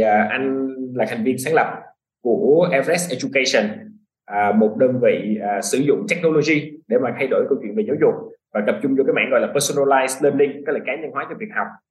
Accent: Vietnam; moved away as an adult; also born or lived in United States; mình là người Việt Nam nhưng mình có cái nền tảng về du học

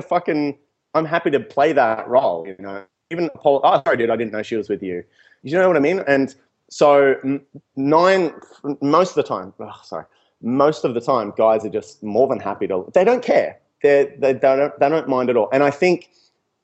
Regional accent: Newcastle, New South Wales, Australia; moved away as an adult; also born or lived in Melbourne; moving to Melbourne, and I said, yeah, I'm from Newcastle

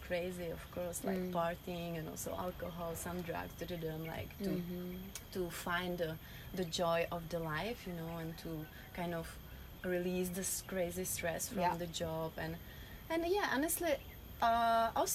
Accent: Czechia; English is a second language; moved away; I'm originally from Czech Republic

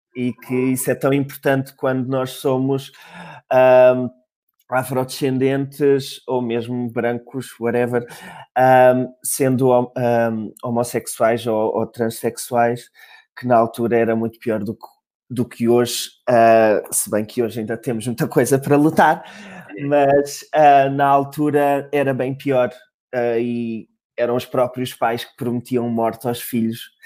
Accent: Faro, Algarve, Portugal; now in Lisbon, Portugal; sou de Faro

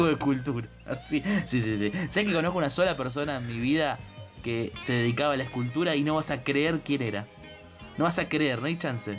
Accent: Argentina; yo soy argentino

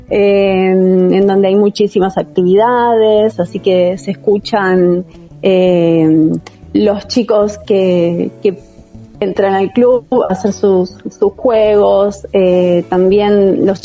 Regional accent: San Miguel, Buenos Aires Province, Argentina; Nací acá en San Miguel y hace 34 años que vivo en el mismo lugar en San Miguel.

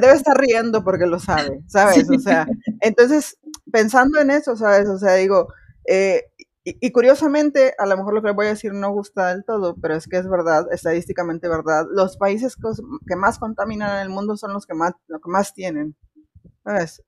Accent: Mexico; now in Spain; soy de México

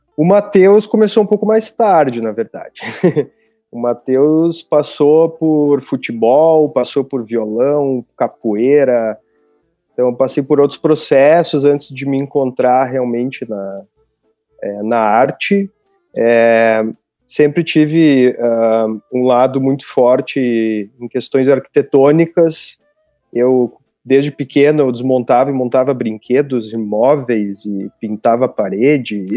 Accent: Balé Margot, Rio Grande do Sul, Brazil; eu cresci, nasci, cresci no, ali no, no Balé Margot

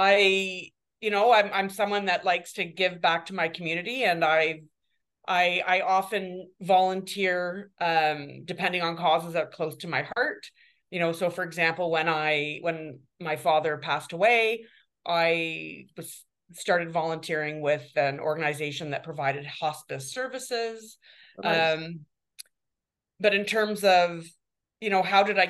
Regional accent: Guelph, Ontario, Canada; now in Toronto, Canada; I was raised by academics in Guelph

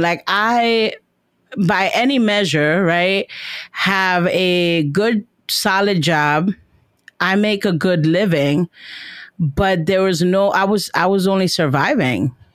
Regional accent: New York City, New York, United States; moved away; I'm from Washington Heights

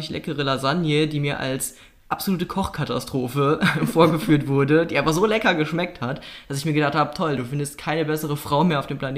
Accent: North Rhine-Westphalia, Germany; denn ich komme aus Nordrhein-Westfalen, genauer gesagt aus dem Oberbergischen Kreis

